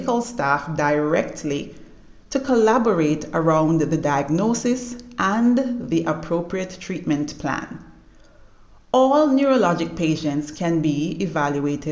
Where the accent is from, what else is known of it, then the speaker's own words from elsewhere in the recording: Jamaica; also born or lived in Canada; I am Jamaican by birth